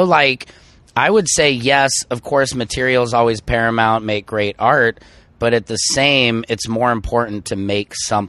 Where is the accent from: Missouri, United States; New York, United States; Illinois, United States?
Missouri, United States; St. Louis; moved away; Yeah, it's my hometown.